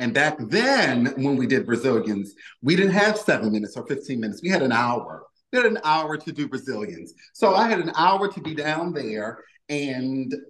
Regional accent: Baltimore, Maryland, United States; moved away as an adult; now in Philadelphia, United States; I'm originally from Baltimore, Maryland, but I moved to Philly

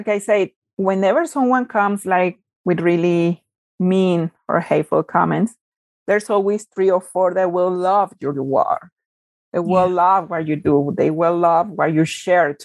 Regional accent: Mexico; moved away; I was born and raised back in Mexico.

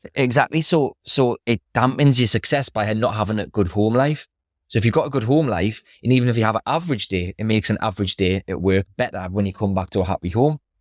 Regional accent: Newcastle upon Tyne, North East England, United Kingdom; I grew up in Throckley.

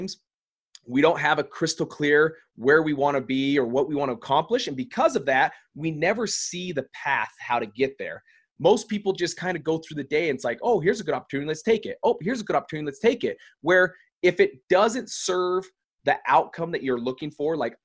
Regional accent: Salt Lake City, Utah, United States; We're in Salt Lake City here in my hometown

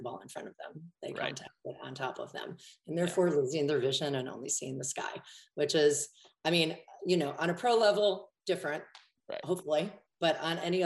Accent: Michigan, United States; I'm from Michigan

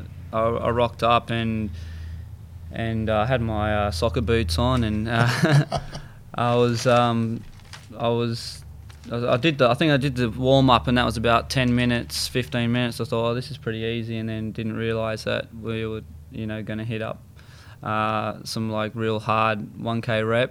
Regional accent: Sydney, New South Wales, Australia; I was brought up in Maroubra.

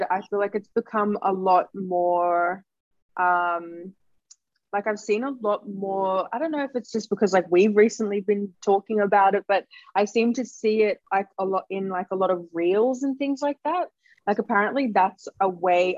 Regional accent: Sydney, New South Wales, Australia; we're from the West. If you know, we're like Terra Sancta College.

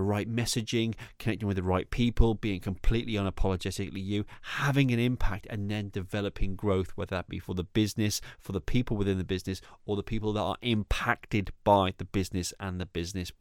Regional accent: the Northwest, North West England, United Kingdom; now in East of England, United Kingdom; I am from the Northwest. I live in the East, but I'm still authentically me. And when I say East and Northwest, I'm referring to the UK

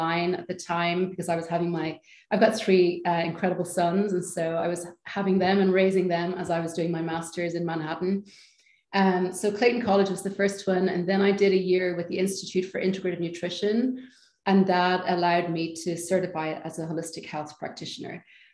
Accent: Ireland; moved away; also born or lived in Amsterdam / London; I'm Irish

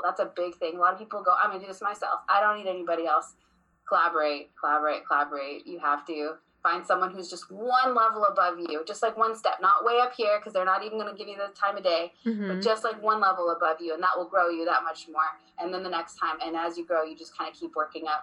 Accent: Vancouver, British Columbia, Canada; moved away; I was born in Vancouver, British Columbia

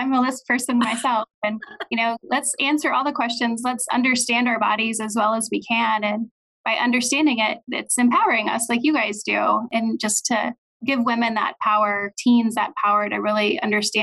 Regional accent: Olathe, Kansas, United States; also born or lived in St. Louis, Missouri; I am from the Kansas City area. I grew up in Olathe

